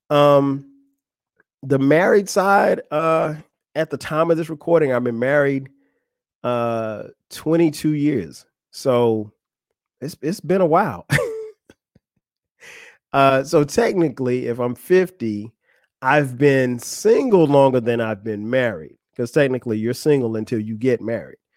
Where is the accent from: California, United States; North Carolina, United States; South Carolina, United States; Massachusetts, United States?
South Carolina, United States; Florence; moved away as an adult; now in Atlanta, United States; that's my hometown, Florence, South Carolina